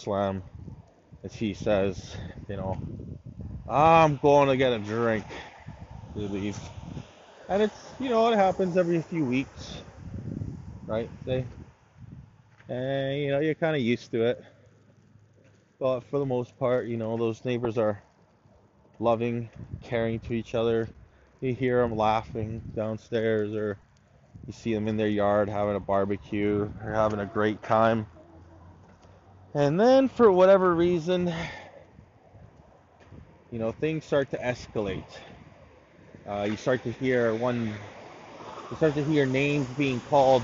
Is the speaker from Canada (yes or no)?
yes; Canada; as a Canadian